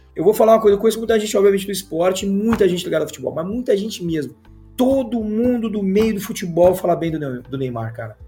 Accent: Gaúcho, Rio Grande do Sul, Brazil; como bom gaúcho

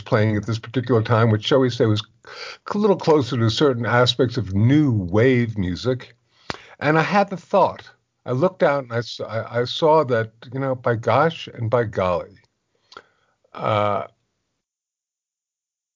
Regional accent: West Orange, New Jersey, United States; moved away; also born or lived in New York City; West Orange, but I was born in New York

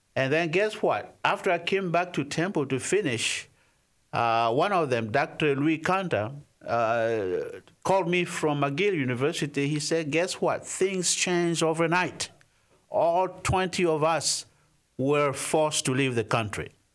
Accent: DR Congo; I was born in the Democratic Republic of the Congo

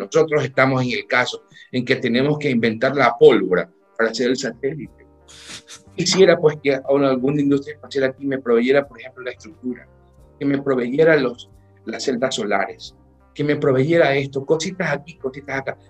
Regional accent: Ecuador; haya nacido en este país

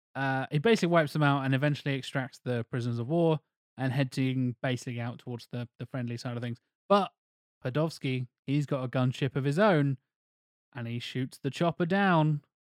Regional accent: United Kingdom; us being the British

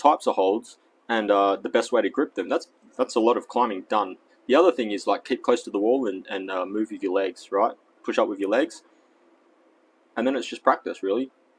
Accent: Australia; accent: Australian; But today, I guess my American accent has shown through. I mean, my Australian accent.

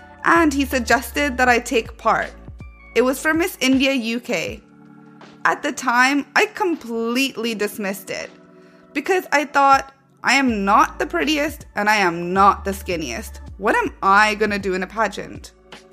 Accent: Vancouver, British Columbia, Canada; moved away as an adult; also born or lived in Manchester, England; now in London, United Kingdom; I was born and raised in Vancouver, Canada, and at 18 years old, I moved to England by myself to pursue my studies

